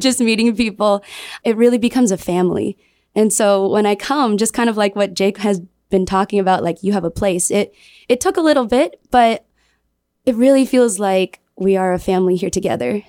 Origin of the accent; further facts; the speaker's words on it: Michigan, United States; now in Guam; I'm from Michigan